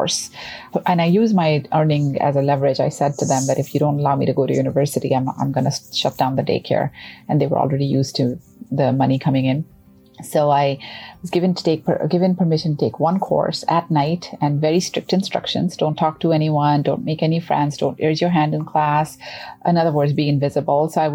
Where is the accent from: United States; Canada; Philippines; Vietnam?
Canada; as a Canadian